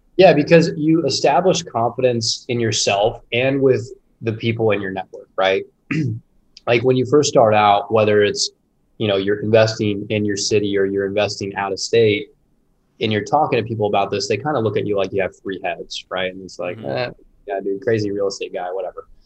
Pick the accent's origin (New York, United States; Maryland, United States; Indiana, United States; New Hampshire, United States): Indiana, United States; Indianapolis; I born and raised in Indianapolis